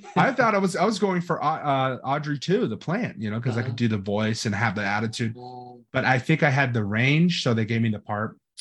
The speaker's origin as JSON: {"language": "English", "town": "Los Angeles", "region": "California", "country": "United States", "tie": "born or raised there", "moved": "yes", "lives_now": "Florida, United States", "said": "I grew up in Hollywood, California"}